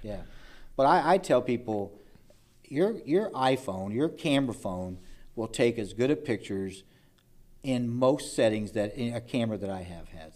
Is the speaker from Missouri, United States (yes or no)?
no; Evansville, Indiana, United States; I was born in Evansville, Indiana, some, uh, sixty-nine years ago